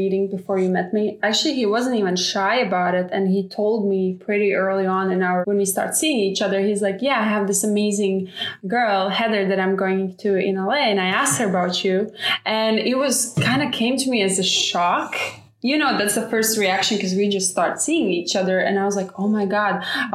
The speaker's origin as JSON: {"language": "English", "country": "Latvia", "moved": "yes", "lives_now": "California, United States", "said": "I'm from Latvia"}